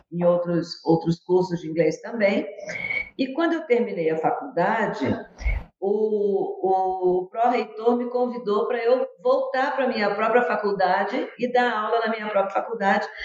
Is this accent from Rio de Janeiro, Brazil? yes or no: yes; Rio de Janeiro, Brazil; moved away as an adult; also born or lived in Andradina, São Paulo; now in Curitiba, Brazil; Sou carioca.